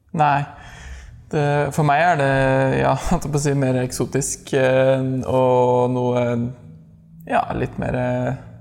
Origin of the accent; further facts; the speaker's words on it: Skjetve, Østfold, Norway; moved away as an adult; now in Oslo, Norway; mann, 30 år, fra Skjetve i Østfold